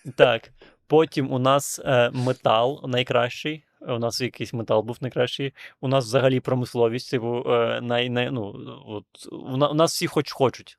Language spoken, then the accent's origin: Ukrainian; Transnistria, Moldova; moved away; я народився в Придністров'ї